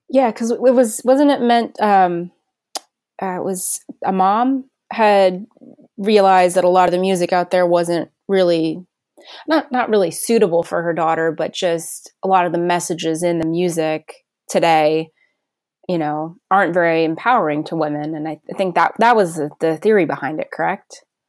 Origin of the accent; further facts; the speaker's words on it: New Jersey, United States; I grew up in New Jersey, so I was really close to New York